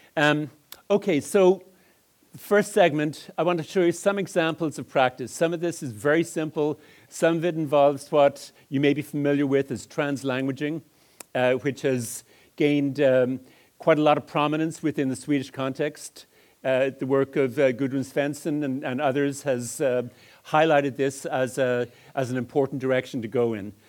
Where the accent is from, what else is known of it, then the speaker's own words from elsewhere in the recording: Dublin, Leinster, Ireland; moved away as an adult; also born or lived in Edmonton, Alberta, Canada; I grew up in Ireland, and some of the deviant phonemes that are bouncing off the wall originated in Dublin